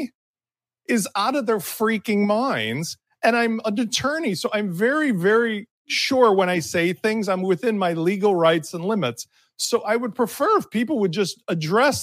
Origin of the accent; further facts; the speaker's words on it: Chicago, Illinois, United States; I grew up in Chicago.